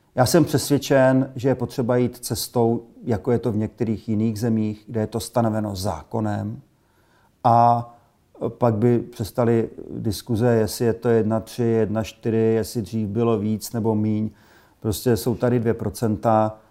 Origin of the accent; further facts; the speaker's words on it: Czechia; Jako Češi